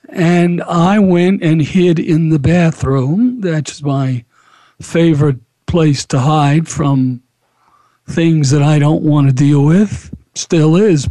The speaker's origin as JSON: {"language": "English", "town": "Atlanta", "region": "Georgia", "country": "United States", "tie": "born or raised there", "said": "I grew up in Atlanta."}